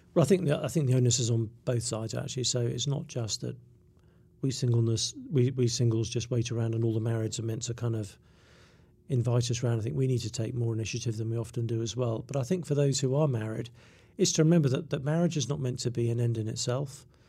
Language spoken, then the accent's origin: English; England, United Kingdom; I'm English